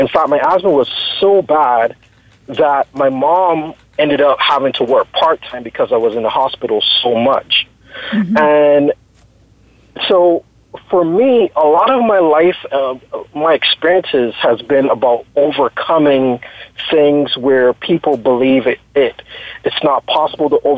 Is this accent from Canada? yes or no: no; Barbados; now in Texas, United States; I am originally from Barbados. Everyone knows Barbados now as the tourist destination